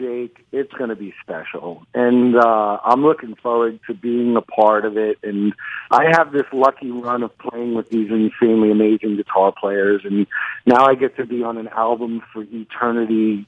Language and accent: English; New York, United States; accent: New York; I'm from New York. It comes with the accent.